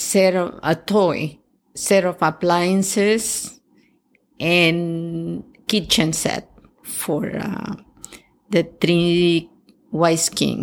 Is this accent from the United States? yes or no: no; Acapulco, Guerrero, Mexico; born or raised there; English is a second language; moved away as an adult; now in Canada